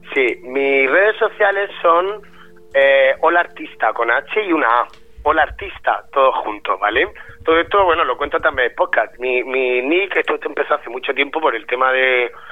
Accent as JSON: {"language": "Spanish", "region": "Region of Murcia", "country": "Spain", "accent": "Murcian", "said": "a los murcianos nos gusta mucho nuestro acento y estamos como muy orgullosos de nuestra tierra"}